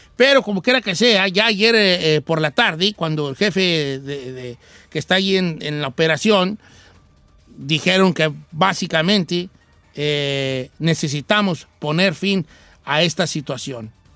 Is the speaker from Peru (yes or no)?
no; Mexico; Nosotros como mexicanos